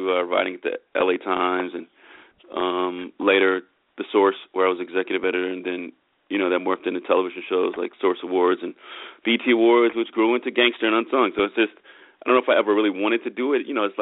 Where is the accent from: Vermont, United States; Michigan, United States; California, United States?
California, United States; Oakland; moved away as an adult; also born or lived in San Diego / New York / Los Angeles; I grew up in the Bay Area in Oakland